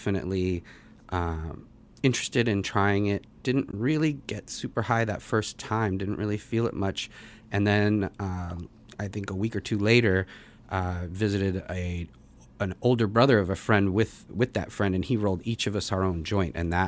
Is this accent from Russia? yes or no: yes; Russia; born there; I was born in Russia